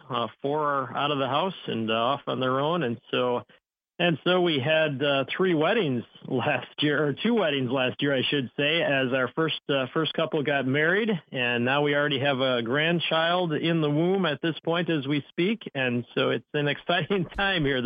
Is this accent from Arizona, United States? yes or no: no; Fond du Lac, Wisconsin, United States; my hometown of Fond du Lac, Wisconsin